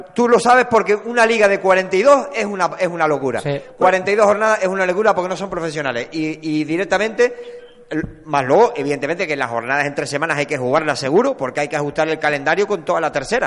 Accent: Canary Islands, Spain; como canarios

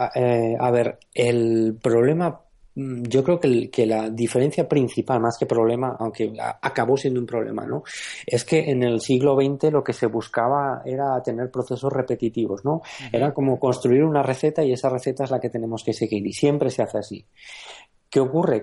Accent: Aragon, Spain; moved away; soy maño.

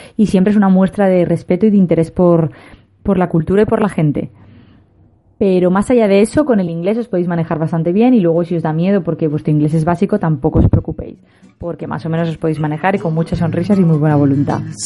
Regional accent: Spain; los españoles

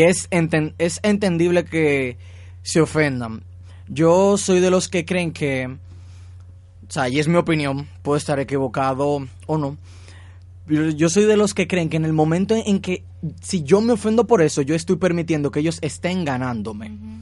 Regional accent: Dominican Republic; nuestra eh, sociedad como dominicana

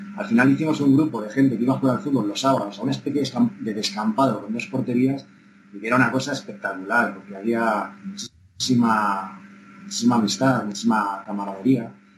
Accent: Cuenca de Campos, Castile and León, Spain; Soy un niño de Cuenca de Campos, como te digo, de la escuela rural, de mi maestro don Valentín

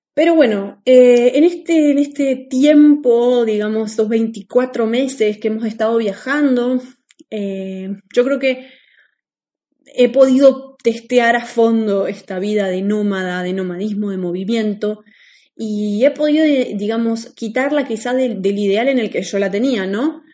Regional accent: Argentina; moved away as an adult; nosotros somos de Argentina

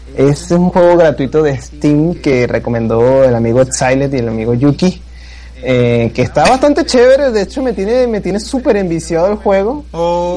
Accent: Venezuela; soy de Venezuela

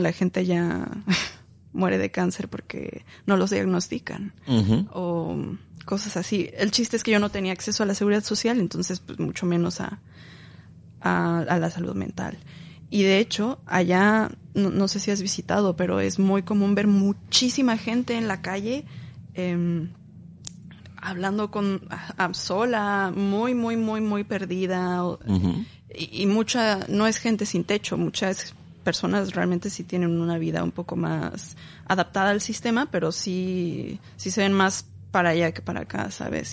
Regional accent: Mexico City, Mexico; moved away; Yo soy de la Ciudad de México, ahí crecí. Ya después migré

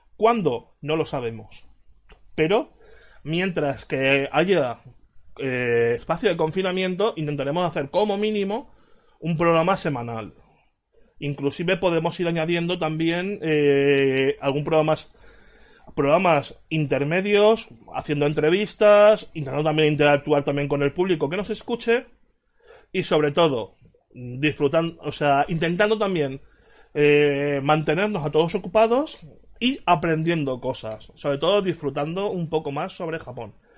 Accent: Valencia, Valencian Community, Spain; en mi ciudad, Valencia

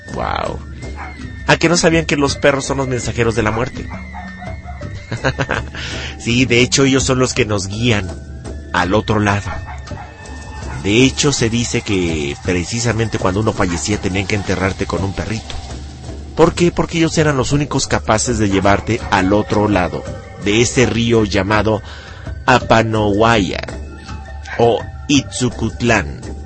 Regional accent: Mexico; nosotros como mexicanos

